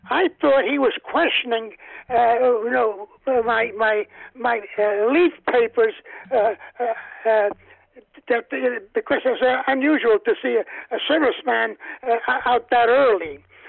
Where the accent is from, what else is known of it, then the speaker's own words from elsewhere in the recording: New Jersey, United States; Yes. They used to have these cards that they used to give up with bubble gum.